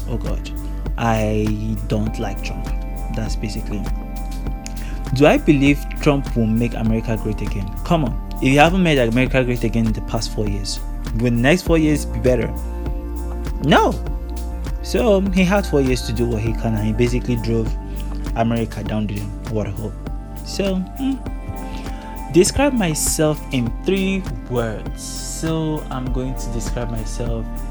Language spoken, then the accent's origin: English; Nigeria; I'm from Nigeria. I'm a Nigerian man.